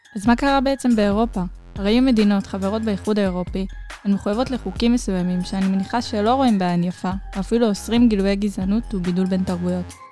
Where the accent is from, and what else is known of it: Israel